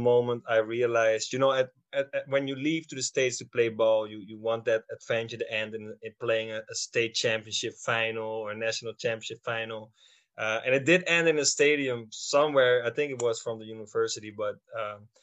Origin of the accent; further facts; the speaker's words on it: Schiedam, South Holland, Netherlands; I grew up in the Netherlands, in Schiedam